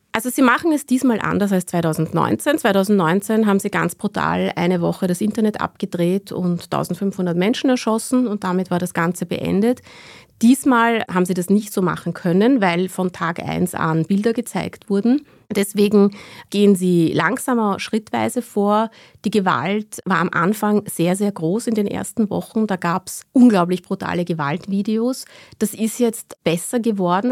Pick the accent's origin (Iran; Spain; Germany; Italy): Iran; Ich bin selbst auch im Iran geboren worden, 1982